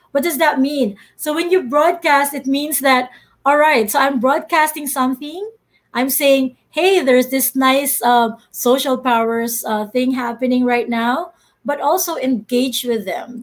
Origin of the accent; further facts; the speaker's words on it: Philippines; I'm Filipino.